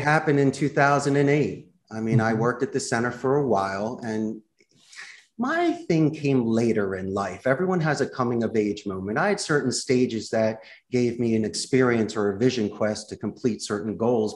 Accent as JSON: {"language": "English", "town": "Philadelphia", "region": "Pennsylvania", "country": "United States", "tie": "born or raised there", "also_born_or_lived": "Arizona", "moved": "as an adult", "lives_now": "Costa Rica", "said": "When I was growing up in Northeast Philadelphia"}